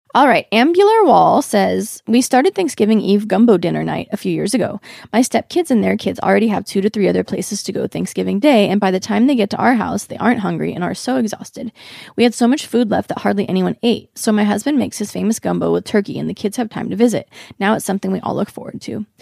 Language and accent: English; Oregon, United States; now in Los Angeles, United States; I grew up in Oregon